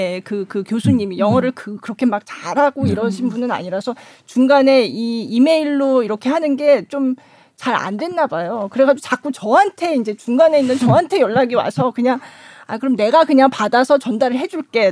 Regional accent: South Korea; now in Qingdao, China

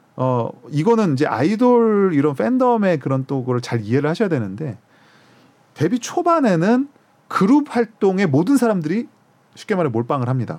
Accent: South Korea; 한국 사람인 저의 입장에서는

